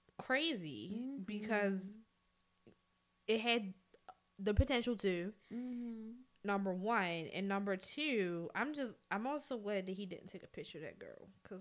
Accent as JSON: {"language": "English", "town": "Baltimore", "region": "Maryland", "country": "United States", "said": "I'm from West Baltimore. I cut people."}